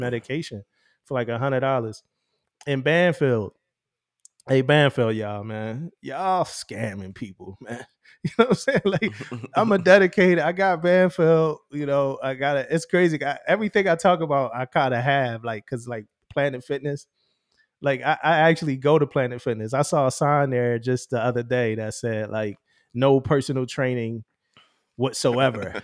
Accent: Philadelphia, Pennsylvania, United States; as a young teenager, as a young, you know, young kid growing up in Philly

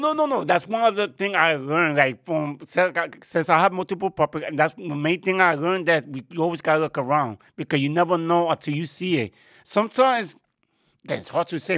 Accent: New York City, New York, United States; I was born here in New York in the Bronx

